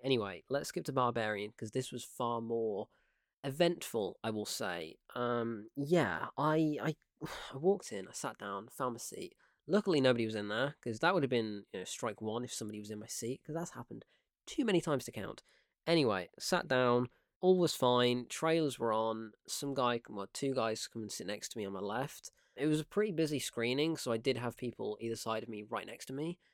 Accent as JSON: {"language": "English", "country": "United Kingdom", "tie": "born or raised there"}